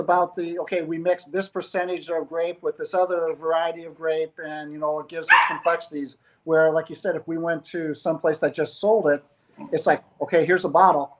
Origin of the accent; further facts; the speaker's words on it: North Dakota, United States; moved away; the amount of time that we grew up in North Dakota and the time that we spent there